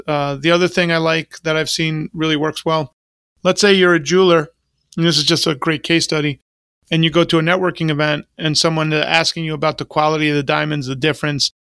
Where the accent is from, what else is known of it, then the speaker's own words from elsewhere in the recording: New York, United States; now in Florida, United States; I grew up in New York